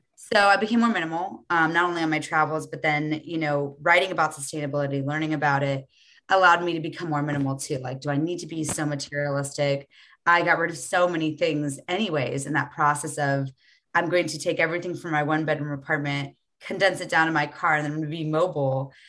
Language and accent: English; United States; born or raised there